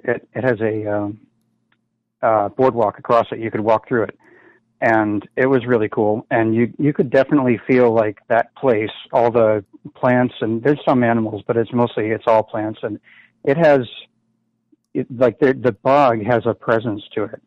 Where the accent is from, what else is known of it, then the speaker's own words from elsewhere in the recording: Boston, Massachusetts, United States; I'm from Boston